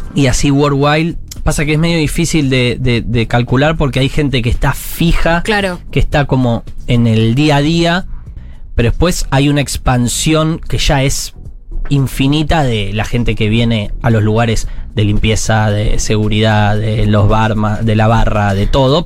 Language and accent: Spanish; Buenos Aires, Argentina